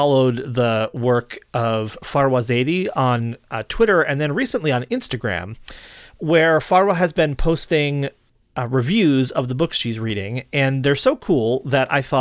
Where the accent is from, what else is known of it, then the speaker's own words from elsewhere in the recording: upstate New York, United States; I grew up in a small town in upstate New York.